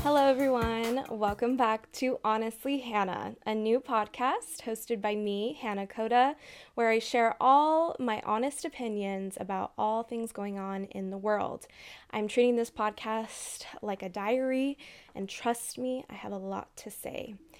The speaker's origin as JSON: {"language": "English", "region": "Southern California", "country": "United States", "tie": "born or raised there", "said": "I grew up in Southern California"}